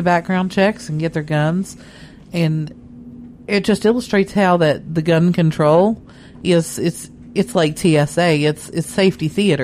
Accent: West Virginia, United States; now in Atlanta, United States; my hometown in West Virginia

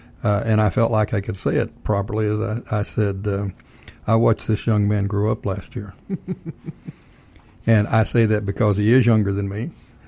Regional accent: Texas, United States; moved away as an adult; Yeah, I don't disagree with that at all, even though I'm originally from Texas.

